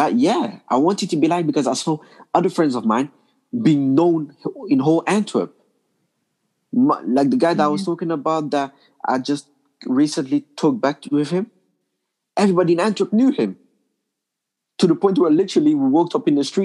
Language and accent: English; London, United Kingdom; also born or lived in Congo; now in Belgium; I grew up in London